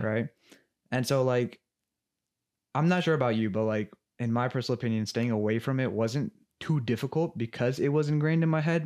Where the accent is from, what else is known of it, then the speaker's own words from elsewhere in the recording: Los Angeles, California, United States; I grew up in L A my entire life